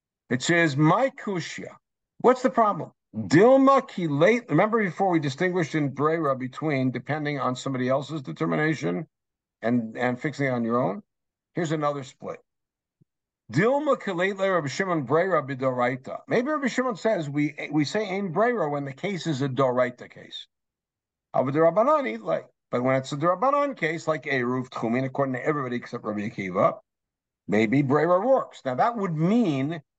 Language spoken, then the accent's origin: English; Los Angeles, California, United States; I grew up in North Hollywood